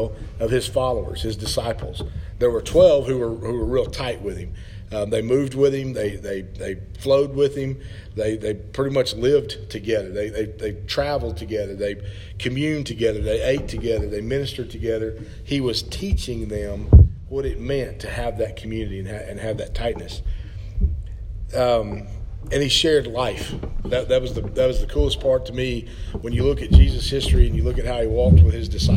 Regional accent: Stillwater, Oklahoma, United States; also born or lived in Perkins, Oklahoma; I grew up in Stillwater, which is about 10 miles away, and it's Oklahoma State University, college town.

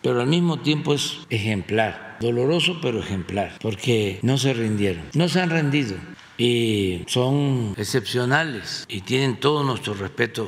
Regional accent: Mexico

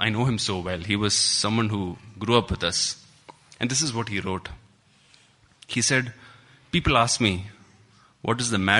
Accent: Kuwait; Christy is John's brother, and we grew up together in Kuwait.

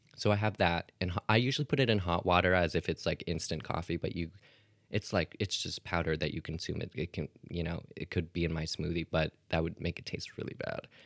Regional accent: Canada; I'm Canadian

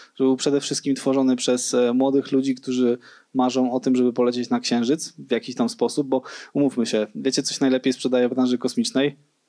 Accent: Świdnica, Lower Silesian Voivodeship, Poland; moved away; also born or lived in Wrocław; ja w ogóle jestem ze Świdnicy do Dolnym Śląsku

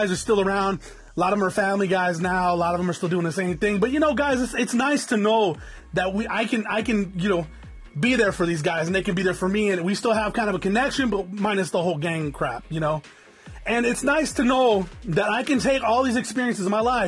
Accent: Norwalk, California, United States; Anybody knows where Norwalk is? That's where I was born

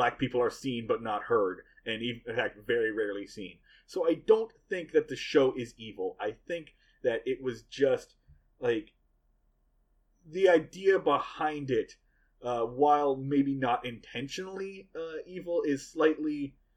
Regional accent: Portland, Oregon, United States; we are from Boston and Portland, Oregon

